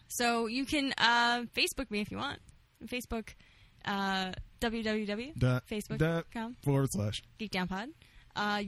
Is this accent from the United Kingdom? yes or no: no; Canada; we're Canadian